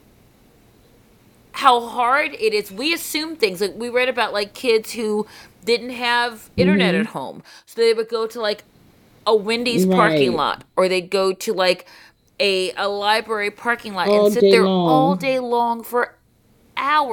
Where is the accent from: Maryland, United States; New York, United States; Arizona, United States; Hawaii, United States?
Maryland, United States; Baltimore; we grew up in Baltimore City, so we didn't have school buses.